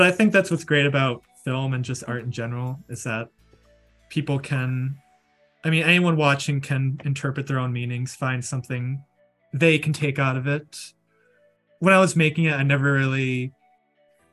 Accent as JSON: {"language": "English", "region": "Minnesota", "country": "United States", "said": "I'm a filmmaker from Minnesota"}